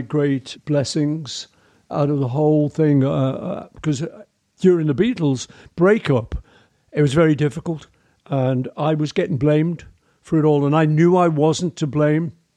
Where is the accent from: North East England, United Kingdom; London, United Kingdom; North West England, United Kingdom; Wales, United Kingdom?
North West England, United Kingdom; Liverpool; I grew up in Liverpool with an amazing family